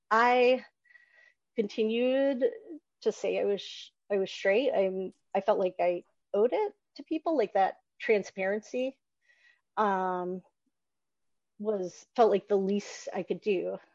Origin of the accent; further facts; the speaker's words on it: Newt Gingrich's congressional district, the South, Georgia, United States; I grew up in the South. I grew up in Newt Gingrich's congressional district